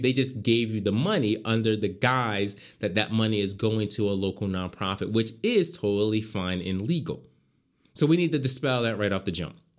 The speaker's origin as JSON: {"language": "English", "town": "Philadelphia", "region": "Pennsylvania", "country": "United States", "tie": "born or raised there", "moved": "yes", "said": "I was back in my hometown."}